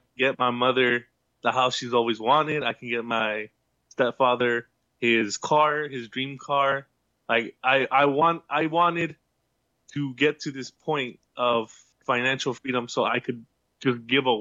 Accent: United States; now in San Diego, United States; I was born in the U.S.

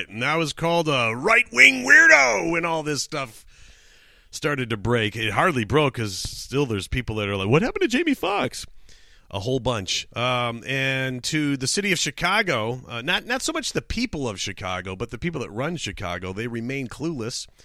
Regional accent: Canada; Uh, obviously, obviously, I'm from Canada.

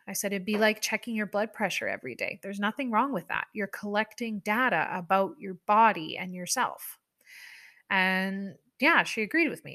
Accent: Canada; I am a Canadian person through and through

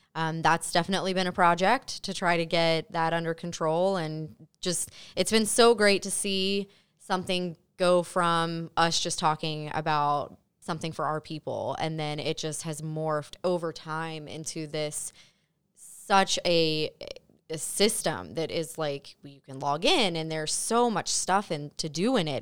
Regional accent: Mason, Ohio, United States; I'm from Mason, born and raised, so I'm very familiar with the area

